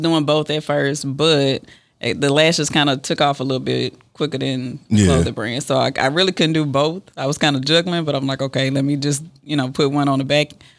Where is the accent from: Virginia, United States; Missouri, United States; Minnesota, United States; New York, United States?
Missouri, United States; St. Louis; moved away as an adult; now in Dallas, United States; I'm from St. Louis. I've been in Dallas now for about 4 years.